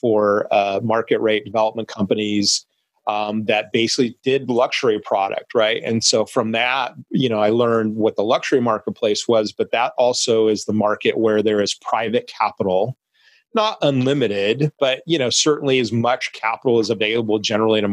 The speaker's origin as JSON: {"language": "English", "town": "Long Beach", "region": "California", "country": "United States", "tie": "born or raised there", "said": "downtown Long Beach, which is, you know, my hometown city and where we're based as a company."}